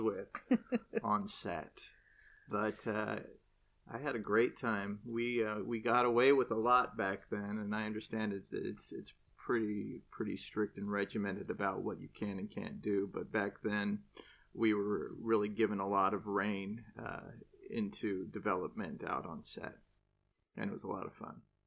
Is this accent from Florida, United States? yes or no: no; Irvine, California, United States; I grew up in Irvine, so, uh, you know, Anaheim wasn't that far away